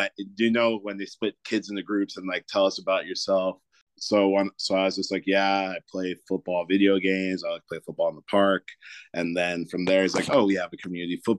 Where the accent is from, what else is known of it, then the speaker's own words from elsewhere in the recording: Toronto, Ontario, Canada; I was born and raised in Toronto